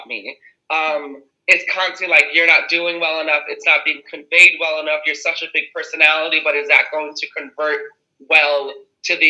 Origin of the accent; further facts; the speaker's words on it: New York City, New York, United States; I'm from the Bronx originally, the best borough in New York